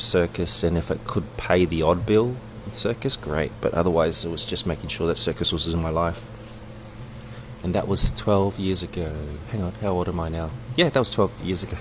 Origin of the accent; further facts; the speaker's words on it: New Zealand; also born or lived in Sydney, Australia / Samoa (ancestry); now in Brisbane, Australia; I was born and raised in Aotearoa, otherwise known as New Zealand, and I came over to Australia um, uh, where I was also raised and schooled